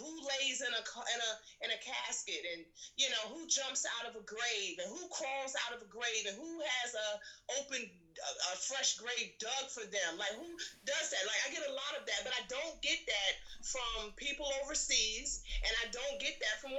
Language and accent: English; New York City, New York, United States; I grew up in Red Hook West Projects.